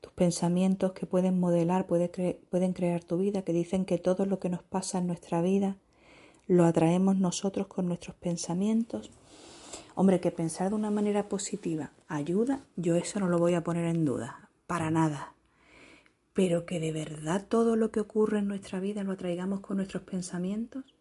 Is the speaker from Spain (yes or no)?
yes; Spain; accent: southern; se me notará por mi acento que soy